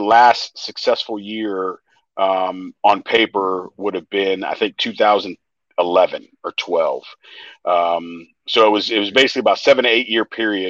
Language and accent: English; St. Louis, Missouri, United States; I'm from St. Louis